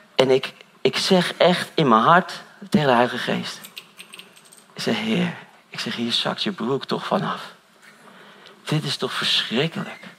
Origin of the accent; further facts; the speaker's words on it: Dronten, Flevoland, Netherlands; Ik kom uit Dront en zo allemaal, die kant op